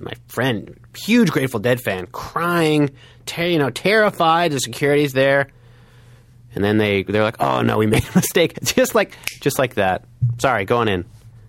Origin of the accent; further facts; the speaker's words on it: Evanston, Illinois, United States; I'm from Evanston.